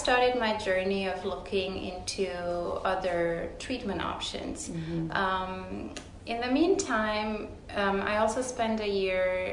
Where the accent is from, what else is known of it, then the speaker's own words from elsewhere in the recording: Romania; moved away as an adult; also born or lived in Houston, Texas; now in Dallas-Fort Worth, United States; I'm originally from Romania. I was born and raised there. I went to medical school there.